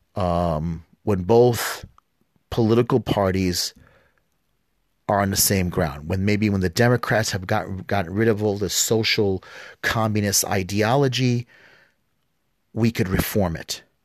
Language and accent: English; United States; me as an American